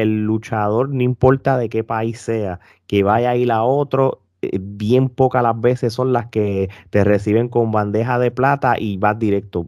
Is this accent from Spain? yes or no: no; Puerto Rico; nosotros como puertorriqueños que somos súper fanáticos del boxeo